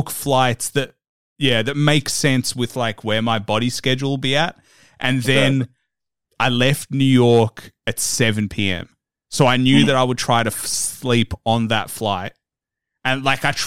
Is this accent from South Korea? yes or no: no; Melbourne, Victoria, Australia; I'm from Melbourne, Australia